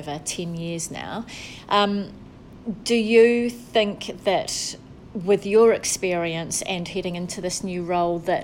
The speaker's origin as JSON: {"language": "English", "region": "Wellington", "country": "New Zealand", "moved": "yes", "lives_now": "Bay of Plenty, New Zealand", "said": "We're both from Wellington"}